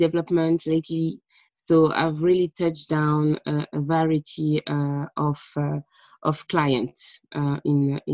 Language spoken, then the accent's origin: English; France; English is a second language; moved away as an adult; now in United Kingdom; I was born in France an extended of time ago